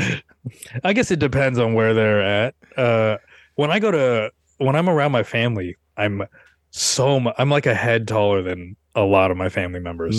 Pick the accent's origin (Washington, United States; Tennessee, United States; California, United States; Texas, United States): Washington, United States; Seattle; now in New York, United States; I'm from Seattle, where there's a lot of white people